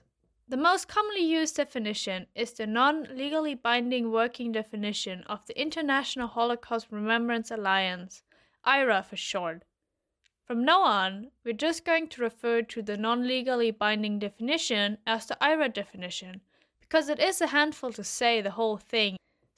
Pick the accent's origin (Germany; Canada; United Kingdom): Germany; from Germany.